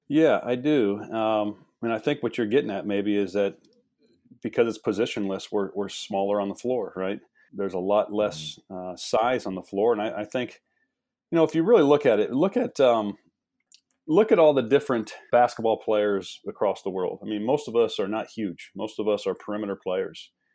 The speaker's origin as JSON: {"language": "English", "region": "Midwest", "country": "United States", "also_born_or_lived": "East Coast", "moved": "yes", "said": "I'm from the Midwest"}